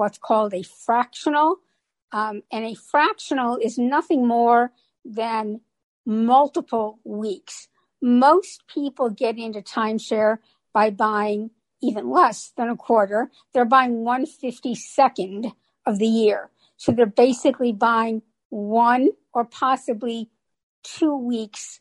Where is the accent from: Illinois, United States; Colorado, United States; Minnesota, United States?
Illinois, United States; Chicago; moved away as an adult; also born or lived in Orlando area, Florida; I'm originally from the Chicago area